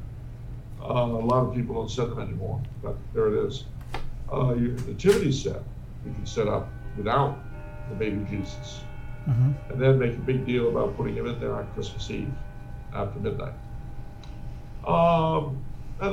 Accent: United States; we Americans

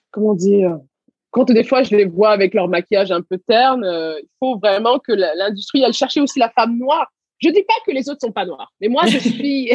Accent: Garges-lès-Gonesse, Île-de-France, France; also born or lived in Senegal / Levallois-Perret; j'ai grandi à Gargé-Gonesse.

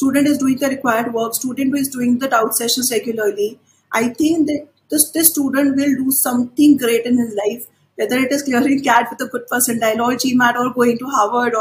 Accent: India; as Indian students

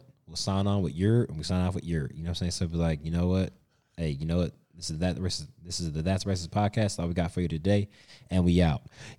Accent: Cincinnati, Ohio, United States; moved away; I'm from Cincinnati, and Cincinnati's don't like Clevelanders. Cincinnatians don't bang with Clevelanders. So I'm like, I'm from Cincinnati.

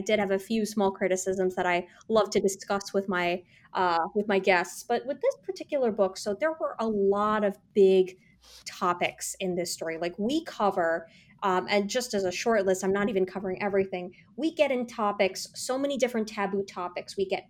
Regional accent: South India, India; I'm South Indian, you're Punjabi.

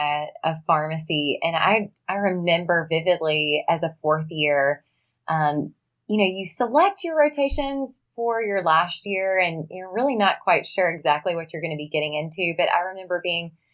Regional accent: Mississippi Delta, United States; moved away as an adult; also born or lived in Tennessee; now in Nashville, United States; I grew up in the Mississippi Delta in a small town

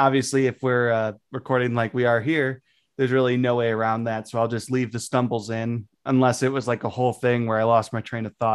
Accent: United States; as the American

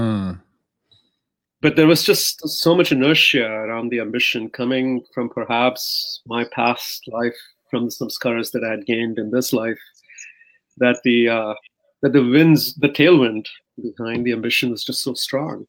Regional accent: Mumbai, Maharashtra, India; so I grew up in India. I grew up in Mumbai

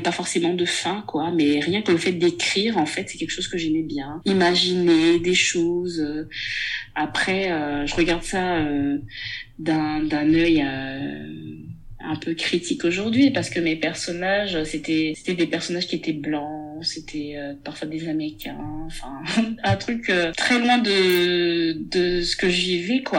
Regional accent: Gabon; first language Myene; French is a second language; moved away as an adult; now in France; Je suis gabonaise. Je suis née et grandie au Gabon. Je vis en France depuis 2007.

